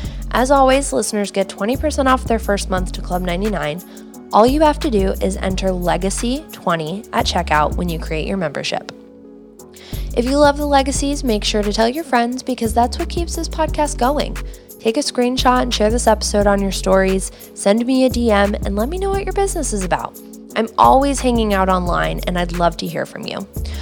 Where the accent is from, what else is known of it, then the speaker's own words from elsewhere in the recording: Cleveland, Ohio, United States; I grew up in Cleveland